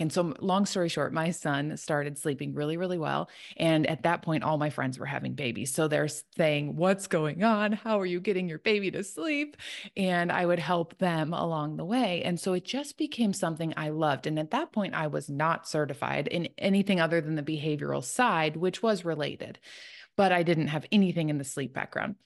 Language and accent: English; Chicago, Illinois, United States; now in Tennessee, United States; I live in Tennessee. I'm originally from Chicago, so living kind of outside of where I grew up